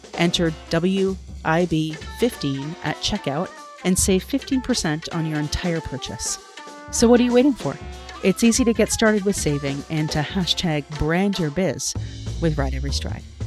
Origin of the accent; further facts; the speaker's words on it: Toronto, Ontario, Canada; I'm from Toronto, Canada